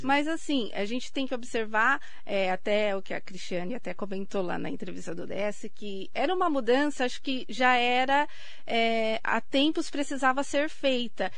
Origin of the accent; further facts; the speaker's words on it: Suzano, São Paulo, Brazil; no bairro onde eu nasci, que é ali próximo hoje onde é a sede da Secretaria de Educação de Suzano